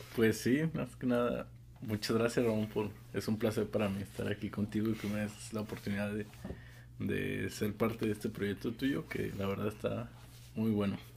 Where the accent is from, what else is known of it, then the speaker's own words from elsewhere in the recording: Guadalajara, Jalisco, Mexico; yo soy de Guadalajara.